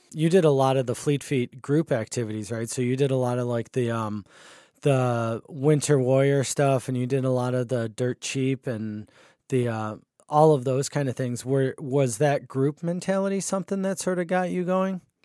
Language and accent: English; Buffalo, New York, United States; moved away as an adult; now in Rochester, United States; I grew up in Buffalo too, and then I came up here for college and never left as well